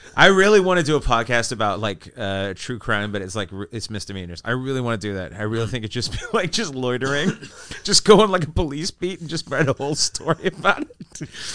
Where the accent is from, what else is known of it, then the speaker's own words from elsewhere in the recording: Vancouver, British Columbia, Canada; I'm from Vancouver